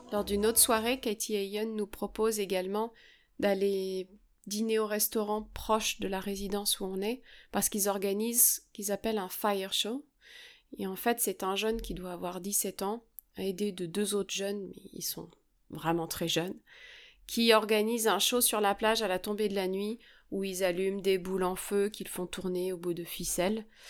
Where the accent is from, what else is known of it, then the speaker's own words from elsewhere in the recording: France; chez nous en France